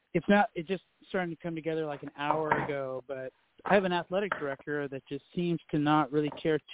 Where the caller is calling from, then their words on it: Hollywood, California, United States; I'm calling from